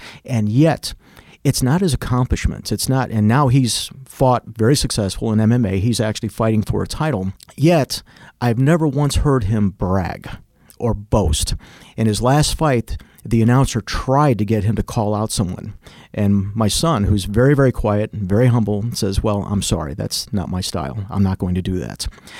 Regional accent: Chicago, Illinois, United States; moved away; We moved also from Chicago. My mother realized the path I was going, and we ended up moving out of Chicago, and that's where I began to pursue martial arts even more.

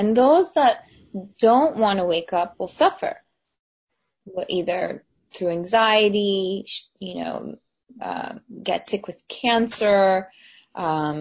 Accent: New Jersey, United States; also born or lived in New York City; when I was a kid, I moved from New York City to New Jersey

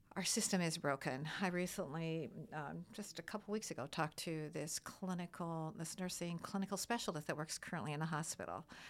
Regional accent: Midwest, United States; now in East Coast, United States; I'm, I'm from the Midwest originally

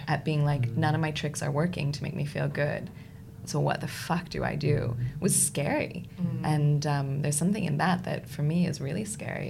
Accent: United States; moved away as an adult; now in United Kingdom; I, as an American in the UK

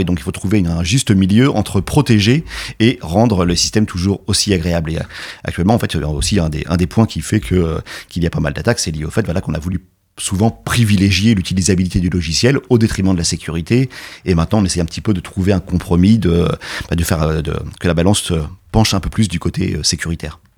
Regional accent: France; chez nous en France

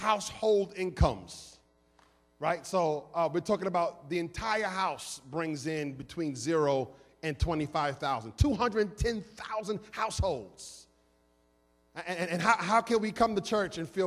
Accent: New York City, New York, United States; now in Philadelphia, United States; I come from New York City

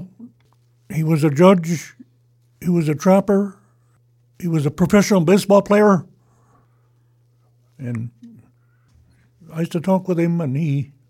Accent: Sidwell Flat, Oregon, United States; I grew up in Sidwell Flat in the old house

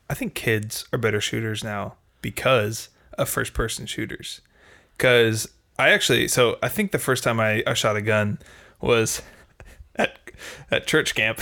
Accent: Texas, United States; I was born in Texas

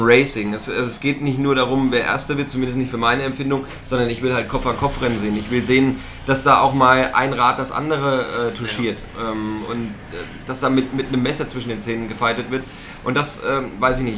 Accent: East Germany, Germany; ich komme aus dem Osten, ich hab's nicht so mit der englischen Sprache

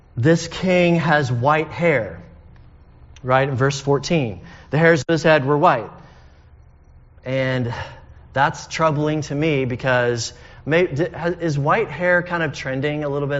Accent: United States; also born or lived in United Kingdom; We're Americans

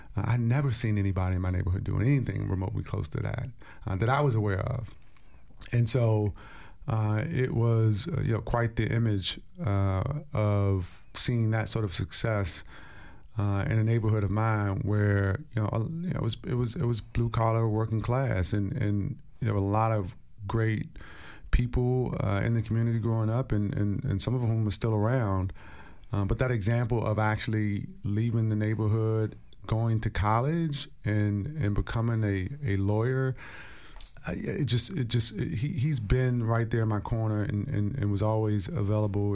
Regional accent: Stronghold, District of Columbia, United States; as a young kid growing up in Stronghold

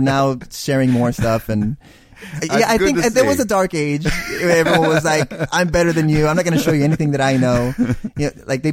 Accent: Big Wells, Texas, United States; I'm from Big Wells

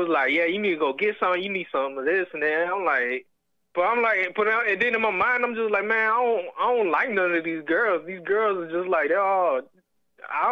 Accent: Virginia, United States; accent: Southern; I was born here in Virginia

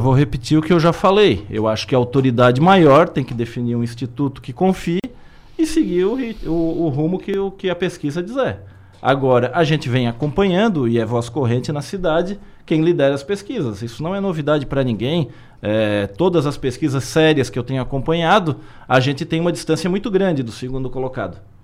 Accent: Criciúma, Santa Catarina, Brazil; minha terra

